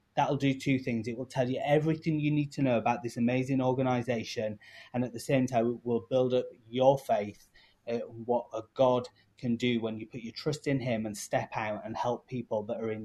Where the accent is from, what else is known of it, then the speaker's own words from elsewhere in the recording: United Kingdom; accent: English; now in Chicago, United States; I've come from the UK originally, you can tell by my accent